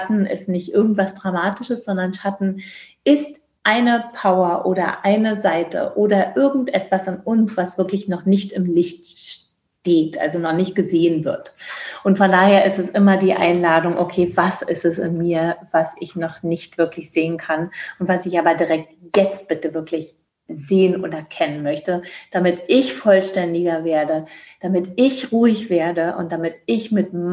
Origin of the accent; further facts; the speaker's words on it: East Germany, Germany; Ich komme ja aus dem Osten, äh, was ich auch wirklich, also ich kann auch nur sagen, wirklich sehr liebe, dass ich den Teil, also dass ich den Teil, bis ich 22 oder 21